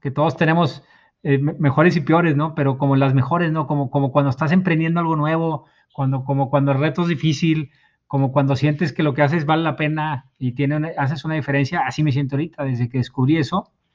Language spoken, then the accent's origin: Spanish; Mexico; como decimos aquí en México